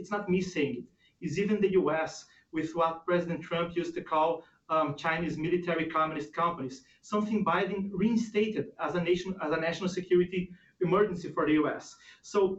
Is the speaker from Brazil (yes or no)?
yes; Brazil; moved away; in Brazil, for instance, my home country